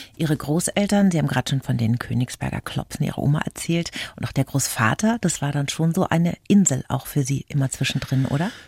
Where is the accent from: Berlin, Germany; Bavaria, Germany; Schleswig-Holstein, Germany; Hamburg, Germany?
Bavaria, Germany; bei uns in Bayern